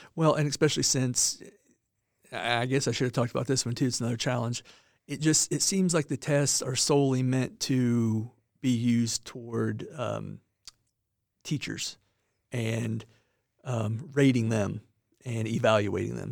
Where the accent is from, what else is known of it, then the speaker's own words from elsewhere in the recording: Monticello, Indiana, United States; moved away as an adult; now in southern Indiana, United States; I, uh, grew up in Monticello, Indiana, which is northern Indiana